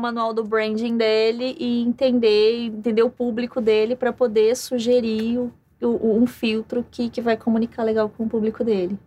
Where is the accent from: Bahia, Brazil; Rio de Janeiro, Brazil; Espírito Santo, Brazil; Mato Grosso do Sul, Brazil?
Mato Grosso do Sul, Brazil; Campo Grande; moved away; eu venho do interior, vim de Campo Grande, Mato Grosso do Sul